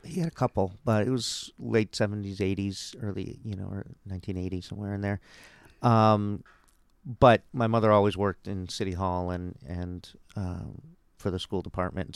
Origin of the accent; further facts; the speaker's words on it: Cambridge, Massachusetts, United States; I grew up in Cambridge. I went to the Cambridge Public Schools